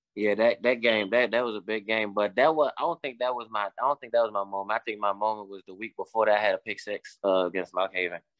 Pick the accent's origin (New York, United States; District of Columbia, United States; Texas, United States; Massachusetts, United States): District of Columbia, United States; Washington; moved away as an adult; now in West Virginia, United States; I'm from Washington, D C